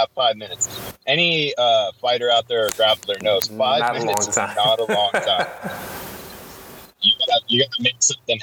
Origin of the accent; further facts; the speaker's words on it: Sarasota, Florida, United States; moved away as an adult; also born or lived in Minot, North Dakota; now in Portland, United States; I was born and raised in Sarasota